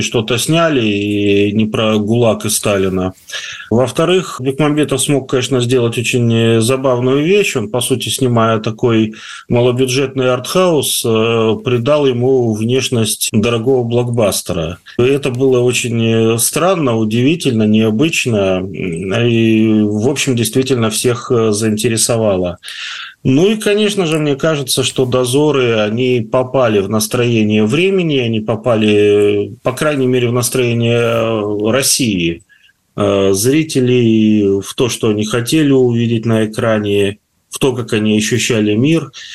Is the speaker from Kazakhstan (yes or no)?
yes; Taraz, Jambyl Region, Kazakhstan; moved away; also born or lived in Karatau, Kazakhstan; Каратау, и Джамбул, где я жил больше, скажем так, э, в детстве